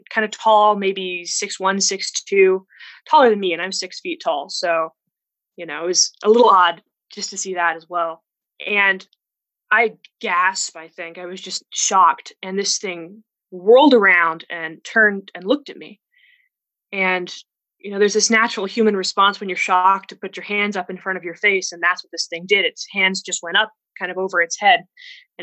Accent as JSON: {"language": "English", "region": "Arizona", "country": "United States", "said": "I'm from Arizona, USA, the Wild West"}